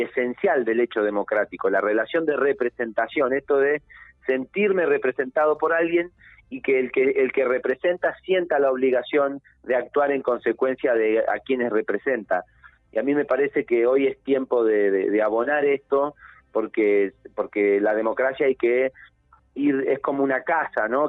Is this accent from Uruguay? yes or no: no; Neuquén, Argentina; yo soy un pibe de Neuquén, soy un pibe del interior que tuvo la oportunidad de estudiar